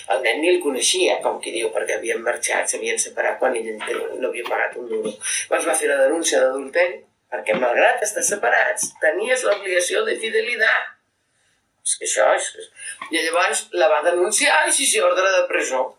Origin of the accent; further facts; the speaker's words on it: Catalonia, Spain; com a català independentista